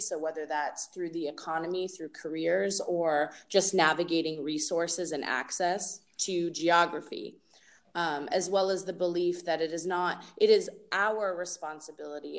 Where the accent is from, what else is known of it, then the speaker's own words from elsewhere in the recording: Massachusetts, United States; moved away as an adult; now in Portland, Oregon, United States; I was born and raised in Massachusetts